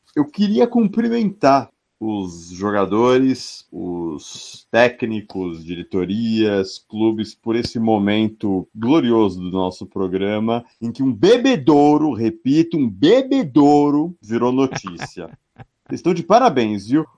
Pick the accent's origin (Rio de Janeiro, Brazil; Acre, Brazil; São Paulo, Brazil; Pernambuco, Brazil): São Paulo, Brazil; a gente é de São Paulo